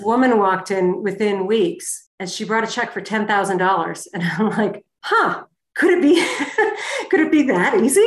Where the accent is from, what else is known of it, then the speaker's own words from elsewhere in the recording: Connecticut, United States; moved away as an adult; also born or lived in Manchester, New Hampshire / Boston, Massachusetts; now in Jackson Hole, United States; I was raised in New England, uh, Connecticut to be exact